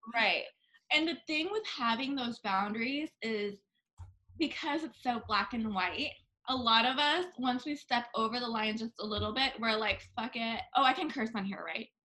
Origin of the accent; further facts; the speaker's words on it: Bangkok, Thailand; now in United States; I was born and raised in Bangkok